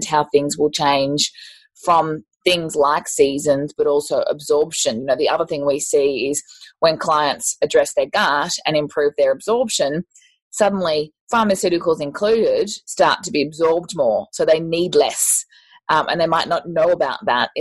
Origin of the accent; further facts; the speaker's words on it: Queensland, Australia; I'm also from Queensland